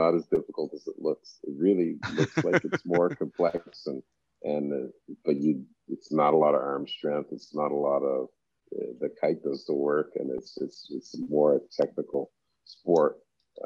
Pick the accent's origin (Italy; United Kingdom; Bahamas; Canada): Canada; moved away as an adult; now in Turks and Caicos; growing up in Canada